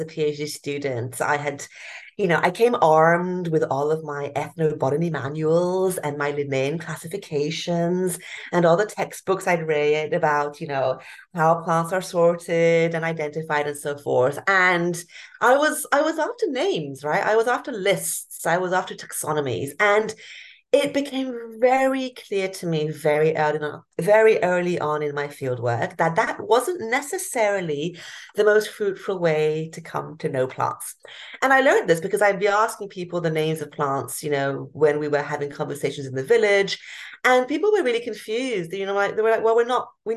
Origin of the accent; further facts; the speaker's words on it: Hong Kong; moved away; I grew up in Hong Kong, a big cosmopolitan city. Until the age of 12